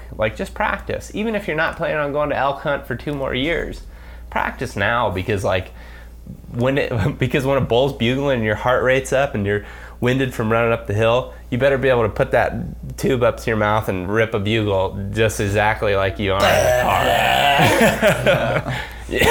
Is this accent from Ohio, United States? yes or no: yes; Ohio, United States; I was born in Ohio